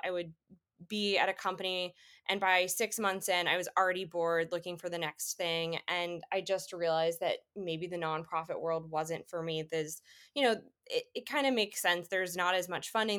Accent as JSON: {"language": "English", "town": "Atlanta", "region": "Georgia", "country": "United States", "tie": "born or raised there", "also_born_or_lived": "Washington, D.C. / Boston", "moved": "as an adult", "lives_now": "Chicago, United States", "said": "I grew up in Atlanta, went to an international school"}